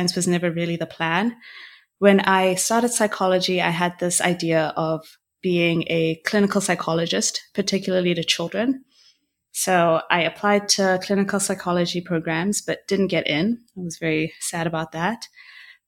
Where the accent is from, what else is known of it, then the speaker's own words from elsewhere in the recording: Botswana; moved away as an adult; now in Montreal, Canada; I am from Botswana, born and raised. I currently live in Montreal in Canada.